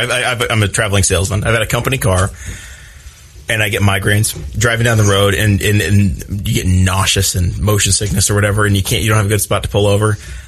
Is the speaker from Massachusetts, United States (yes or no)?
no; New Castle, Indiana, United States; we're from Newcastle.